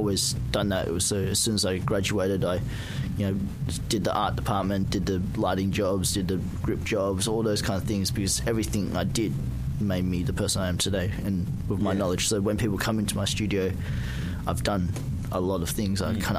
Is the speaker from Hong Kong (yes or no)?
yes; Hong Kong; I'm from Hong Kong. Hong Kong. I was born here, so I've pretty much, I was born here. I didn't even go overseas till I was 27, so I was lucky. I was brought up really Asian.